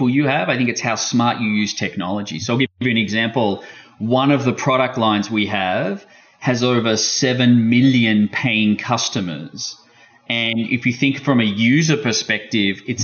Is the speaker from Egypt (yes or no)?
no; Australia; being Australian